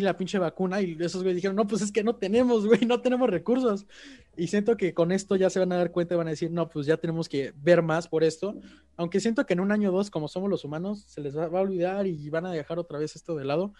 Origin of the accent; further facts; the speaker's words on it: Mexico; los mexicanos entre nosotros